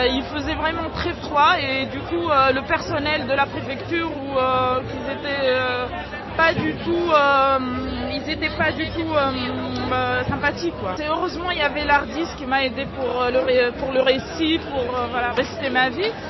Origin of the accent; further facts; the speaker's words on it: Tunisia; moved away as an adult; now in France; on est venus ensemble de la Tunisie